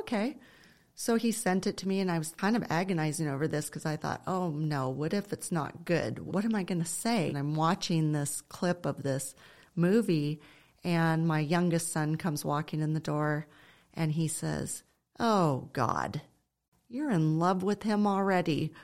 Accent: Ojai, California, United States; my husband Simon and I were raised in Ojai

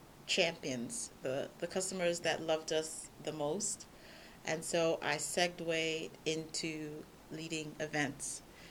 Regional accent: New York, United States; moved away as an adult; now in Czech Republic; I've been with Product Board for almost 2 years. I'm originally from New York, and I moved to the Czech Republic 3 years ago.

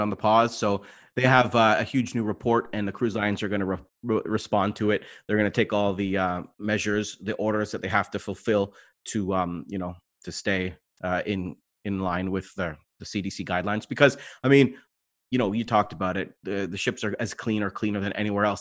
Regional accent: London, Ontario, Canada; I'm from London

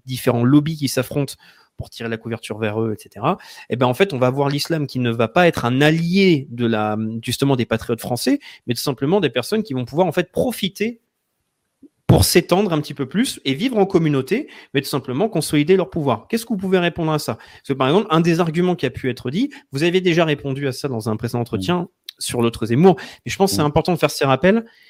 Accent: France; en tant que Français qui va penser en termes de politique française

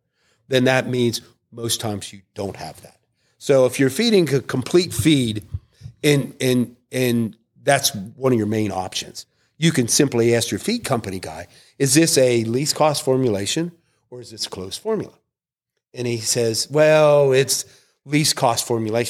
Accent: Pennsylvania, United States; I am from Pennsylvania

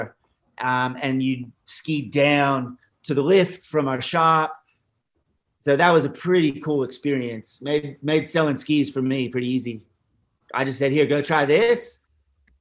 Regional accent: Ontario, Canada; moved away as an adult; also born or lived in Squamish, British Columbia / Sun Peaks, British Columbia; now in Australia; I grew up in Ontario, kind of the middle. Everyone calls it the East, but middle of Ontario.

